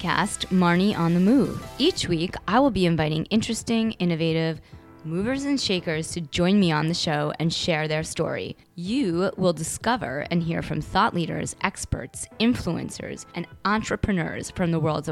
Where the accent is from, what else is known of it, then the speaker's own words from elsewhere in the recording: Long Island, New York, United States; now in New York City, United States; I'm based in New York City, and I grew up on Long Island.